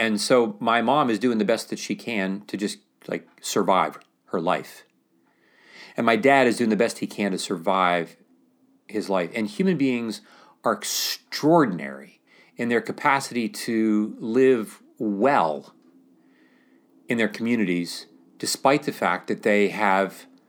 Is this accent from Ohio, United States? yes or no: yes; Mount Pleasant, Ohio, United States; We depend upon telling a story in which I'm just living my life here, growing up in Mount Pleasant, Ohio